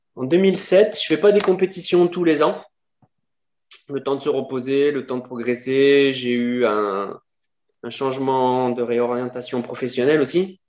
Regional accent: Lyon, Auvergne-Rhône-Alpes, France; je suis de Lyon

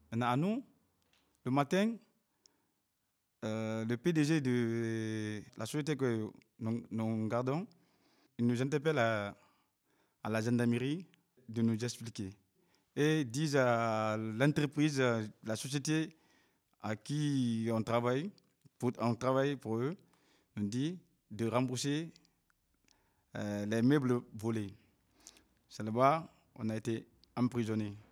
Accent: Cameroon; Je viens du Cameroun.

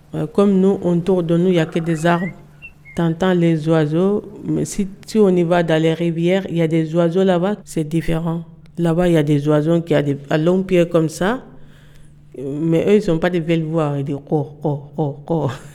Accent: Velingara, Kolda, Senegal; French is a second language; now in France; Je viens de Sénégal. Euh, mon village s'appelle Velingara.

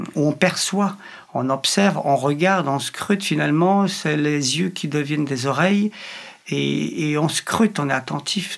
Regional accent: Poland; French is a second language; moved away as an adult; now in France; je suis polonais

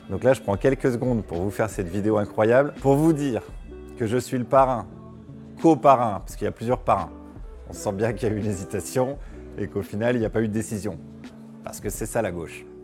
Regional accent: Haute-Saône, Bourgogne-Franche-Comté, France; Moi-même, je viens de Haute-Saône.

